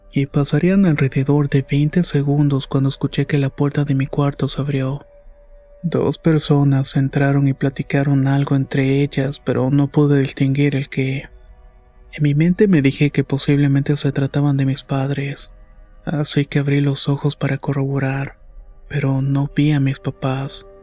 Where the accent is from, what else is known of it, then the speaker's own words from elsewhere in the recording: Morelia, Michoacán, Mexico; also born or lived in Apatzingán; Y eh, soy originaria de Apatzinga, Michoacán. Pero desde muy pequeña he vivido en Morelia. Cuando tenía como 10 años nos mudamos a la colonia Villa Universitaria que está por Ciudad Universitaria.